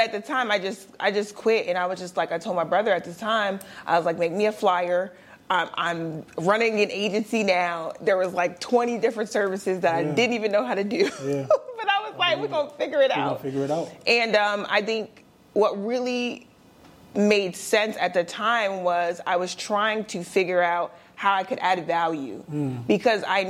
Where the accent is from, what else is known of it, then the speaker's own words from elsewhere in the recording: Delaware, United States; I'm from Delaware